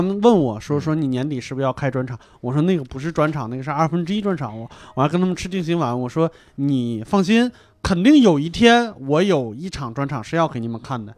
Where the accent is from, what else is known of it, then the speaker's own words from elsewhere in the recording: northern China, China; moved away; 我们作为北方人